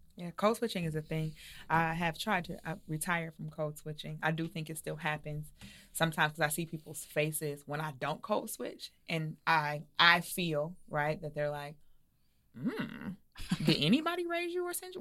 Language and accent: English; United States; I'm from the United States.